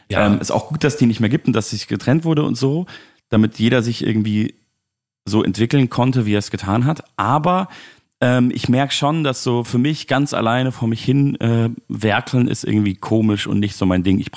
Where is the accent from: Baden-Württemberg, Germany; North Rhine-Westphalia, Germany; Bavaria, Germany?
Bavaria, Germany; Munich; Ähm, und in München, in meiner Heimatstadt, spiele ich im Theatron.